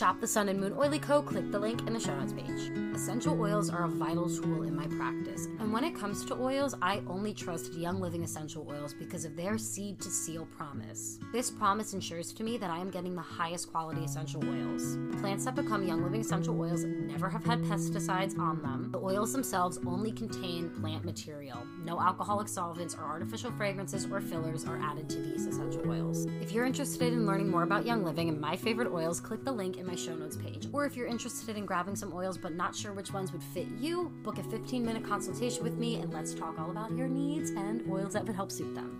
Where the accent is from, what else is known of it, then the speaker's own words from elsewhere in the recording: New York, United States; I'm from New York